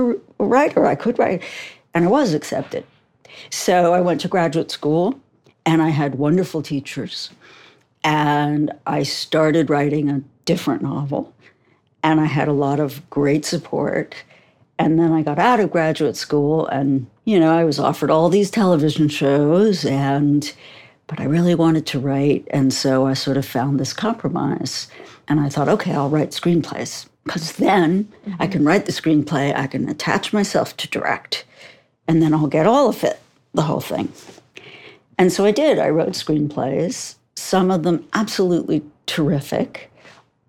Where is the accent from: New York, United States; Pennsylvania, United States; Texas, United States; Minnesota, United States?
New York, United States; I'm from New York